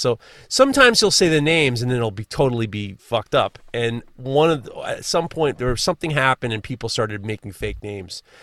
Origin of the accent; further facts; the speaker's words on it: New York, United States; I'm from New York